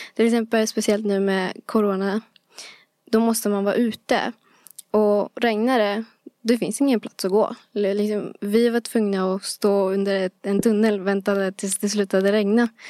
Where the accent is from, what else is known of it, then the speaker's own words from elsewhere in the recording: Bro, Stockholm County, Sweden; bro är en plats, eh, där jag växte upp